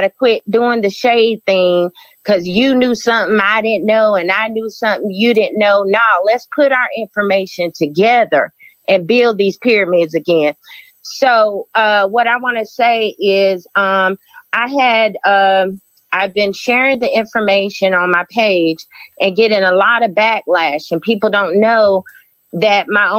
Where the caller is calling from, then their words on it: Charlotte, North Carolina, United States; I'm calling from Charlotte, North Carolina.